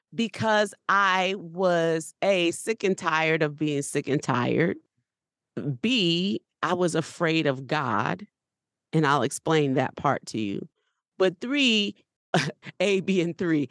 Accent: New Orleans, Louisiana, United States; We're from New Orleans

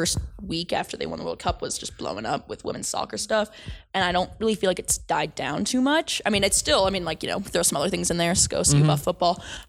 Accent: United States; But, you know, I'm American, so let's go USA.

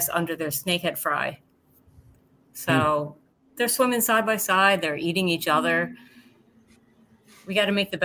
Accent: New Jersey, United States; Yes, I am from Jersey. I'm Jersey girl

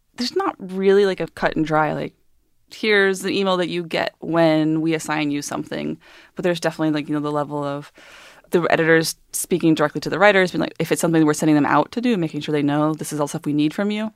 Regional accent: Georgia, United States; moved away; I grew up in Georgia

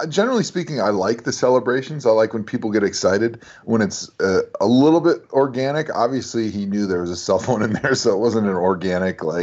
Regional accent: Wisconsin, United States; growing up in Wisconsin

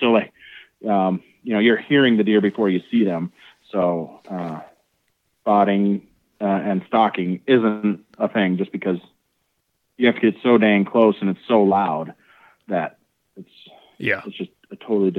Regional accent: Wisconsin, United States; I grew up in Wisconsin.

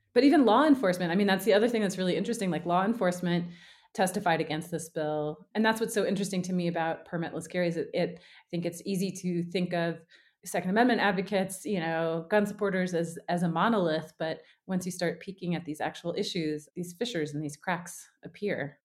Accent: the South, United States; I grew up in the South

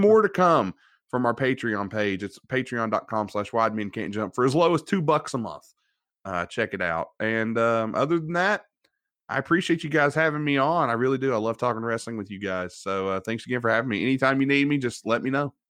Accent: West Virginia, United States; from West Virginia

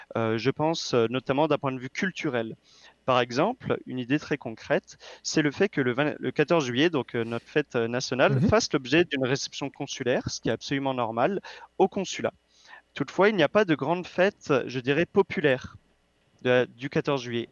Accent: France; moved away as an adult; now in Quebec, Canada; t'es français, bah oui

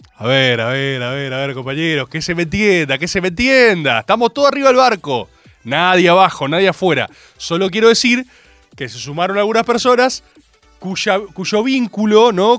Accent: Argentina; como Argentina

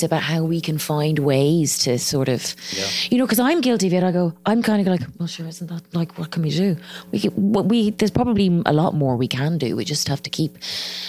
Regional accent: Ireland; accent: Irish; my accent, you know, the Irish accent

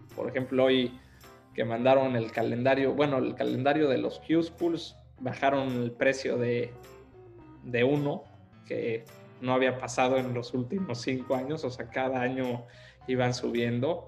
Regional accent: Puebla, Mexico; moved away as an adult; now in Miami, United States; soy, soy poblano, soy poblano. Nací acá

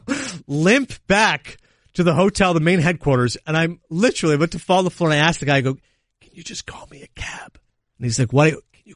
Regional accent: Connecticut, United States; I'm from Connecticut

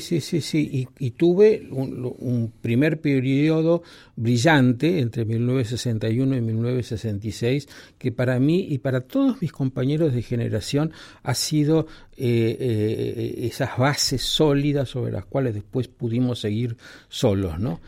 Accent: Argentina; cómo me siento yo como argentino

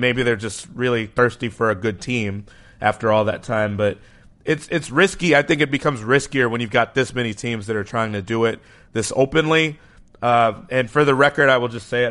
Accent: Chicago, Illinois, United States; in my hometown here, Chicago

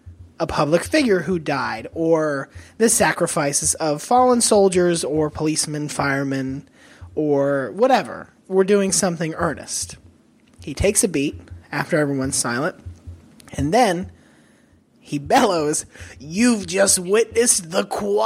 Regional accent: Central Florida, United States; in my time growing up in Central Florida

